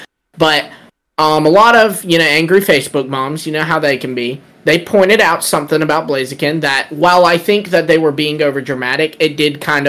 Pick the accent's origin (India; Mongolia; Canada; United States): United States; Because we're American.